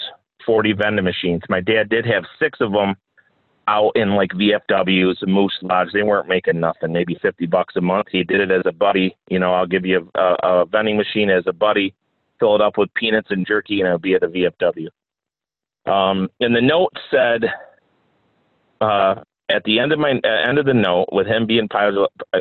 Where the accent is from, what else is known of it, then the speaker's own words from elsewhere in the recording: New Jersey, United States; moved away; also born or lived in Mount Morris; I was born down in New Jersey. I was in foster care pretty much my whole life.